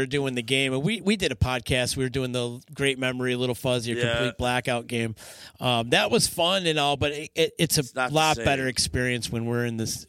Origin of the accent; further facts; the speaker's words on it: Utica, New York, United States; I'm from East Utica. We have weird pronunciation around here.